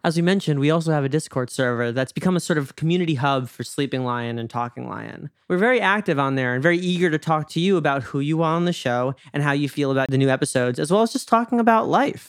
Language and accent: English; Westchester, New York, United States; moved away as an adult; now in Los Angeles, United States; I grew up a little outside of New York City, felt, in a small town